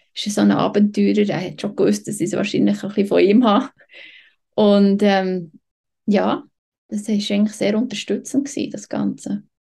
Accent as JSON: {"language": "German", "country": "Switzerland", "tie": "born or raised there", "also_born_or_lived": "Patagonia", "moved": "as an adult", "said": "für mich als Schweizerin"}